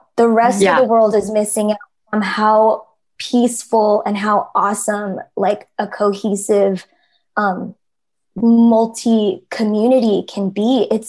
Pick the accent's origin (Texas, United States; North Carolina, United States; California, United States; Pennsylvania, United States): California, United States; Fremont; growing up in Fremont, you know, Katrina and I, like we had every type